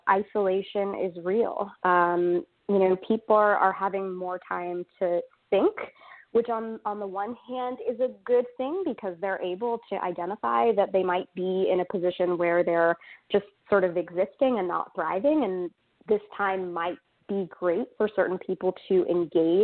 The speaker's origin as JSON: {"language": "English", "region": "New York", "country": "United States", "also_born_or_lived": "Durham, North Carolina", "moved": "as an adult", "lives_now": "North Carolina, United States", "said": "I am originally a New Yorker, though I like to say I successfully escaped New York, and now I am based in North Carolina"}